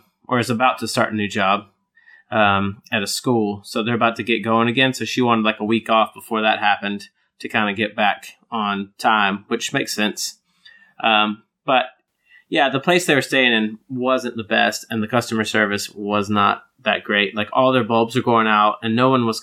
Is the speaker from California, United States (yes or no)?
no; Georgia, United States; moved away as an adult; now in United Kingdom; I did grow up in Georgia